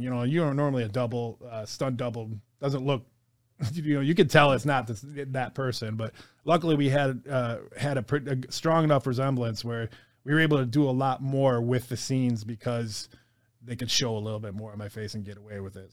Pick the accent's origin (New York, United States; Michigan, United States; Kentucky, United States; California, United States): Michigan, United States; Detroit; I grew up in Detroit